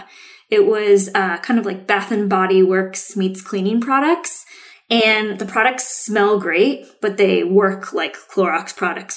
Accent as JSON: {"language": "English", "town": "Seattle", "region": "Washington", "country": "United States", "tie": "born or raised there", "said": "I grew up in Seattle, grew up drinking decaf coffee before I was allowed to have caffeine"}